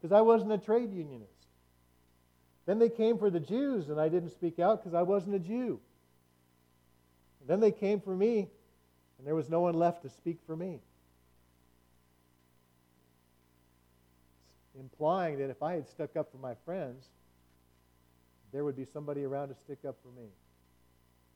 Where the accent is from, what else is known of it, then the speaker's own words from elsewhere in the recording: United States; in America, as American believers